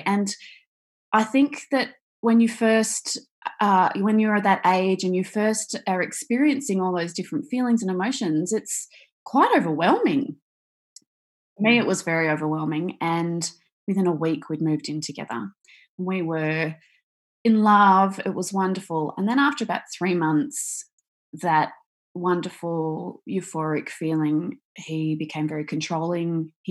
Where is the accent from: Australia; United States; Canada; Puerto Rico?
Australia; So I am Australian. I live in Victoria, as we just talked about, on the beach